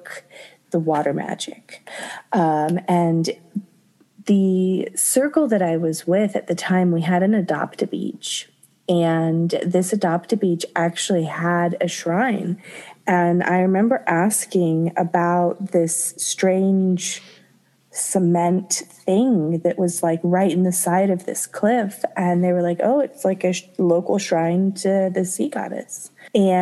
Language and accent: English; Florida, United States; moved away as an adult; also born or lived in Japan; I grew up in Florida